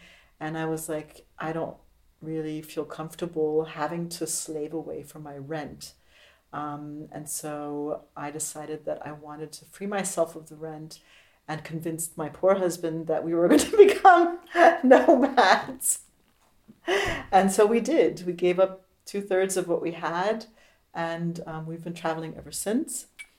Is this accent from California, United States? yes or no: no; Tacoma, Washington, United States; moved away as an adult; also born or lived in Berlin, Germany; I grew up in America. I was born in Tacoma. I moved to Berlin in 87.